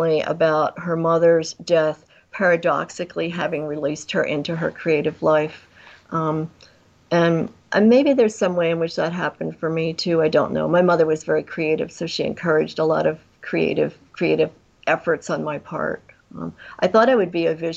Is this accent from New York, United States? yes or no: yes; New York metropolitan area, United States; moved away as an adult; also born or lived in Vermont / California / Oregon / Midwest; I grew up in the New York metropolitan area out in the country, and I used to take the train in to New York